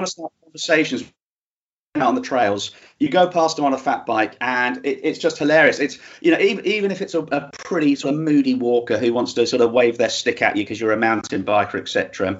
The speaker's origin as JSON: {"language": "English", "country": "Hong Kong", "tie": "born or raised there", "also_born_or_lived": "Singapore", "said": "I grew up in Hong Kong and Singapore, and there's a lot of concrete there."}